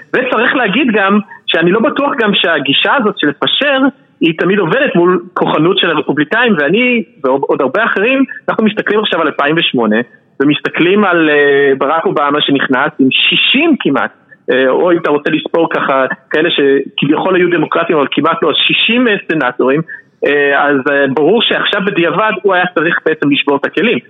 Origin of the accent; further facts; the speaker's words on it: Philadelphia, Pennsylvania, United States; also born or lived in Bucks County, Pennsylvania; אני גדלתי בפילדלפיה אבל אחרי זה עברנו לבקס קאונטי שזה איזה פרבר מאוד לבן מחוץ לפנסילבניה